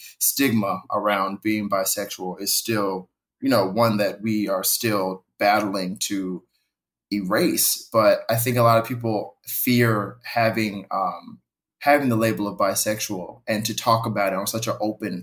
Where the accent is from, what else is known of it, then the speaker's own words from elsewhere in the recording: Indianapolis, Indiana, United States; now in New York City, United States; I'm originally from Indianapolis, Indiana, but I now live in New York City